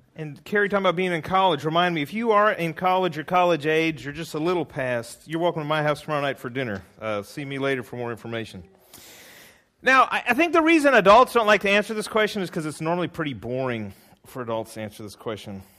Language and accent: English; California, United States; I'm from California